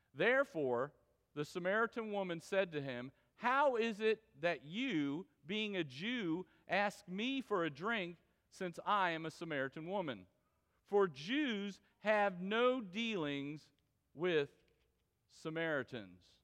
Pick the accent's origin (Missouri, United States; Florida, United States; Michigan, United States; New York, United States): Florida, United States; moved away; I was from Florida